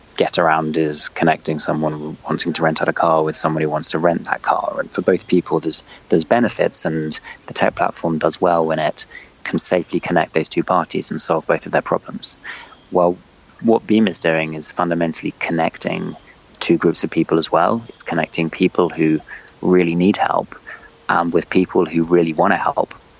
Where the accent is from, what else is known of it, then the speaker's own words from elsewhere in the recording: London, United Kingdom; also born or lived in China / Paris; I'm from London. I've lived almost all my life in London